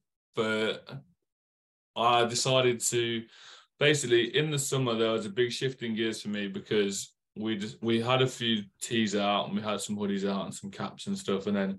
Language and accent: English; Leicester, East Midlands, United Kingdom; moved away; I'm not. I'm from Leicester. I'm from Midland. And cool. But I moved down here a few years ago.